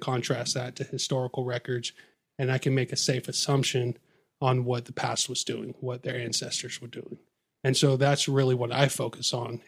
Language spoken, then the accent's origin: English; Olympia, Washington, United States; also born or lived in Seattle, Washington; I was raised in the Northwest